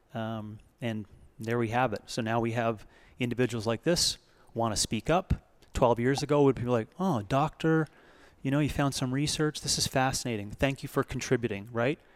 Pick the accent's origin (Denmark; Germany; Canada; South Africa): Canada; now in United States; Being a Canadian coming into America